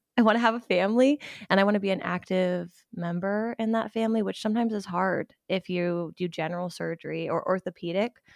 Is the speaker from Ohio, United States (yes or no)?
yes; Ohio, United States; I'm from Ohio. Um, pretty much grew up my whole life there